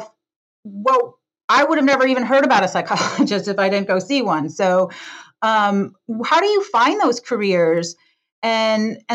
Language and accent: English; Detroit, Michigan, United States; born or raised there; now in San Francisco, United States